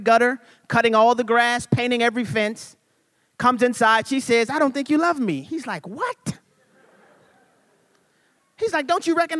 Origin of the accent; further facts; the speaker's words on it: New Orleans, Louisiana, United States; I'm from New Orleans, Louisiana.